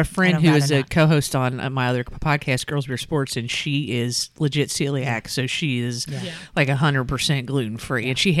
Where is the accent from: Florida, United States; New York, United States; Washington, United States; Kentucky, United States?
Kentucky, United States; Boone County; I'm from originally from Boone County.